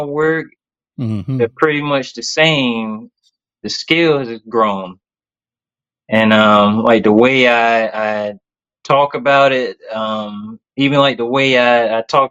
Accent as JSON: {"language": "English", "town": "Tallahassee", "region": "Florida", "country": "United States", "moved": "as an adult", "lives_now": "Jacksonville, United States", "said": "I'm from Tallahassee, Florida."}